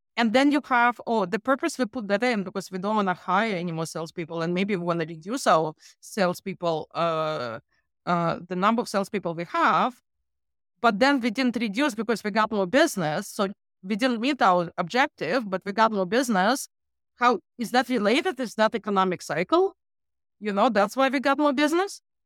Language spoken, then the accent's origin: English; Ukraine; moved away; I'm from Ukraine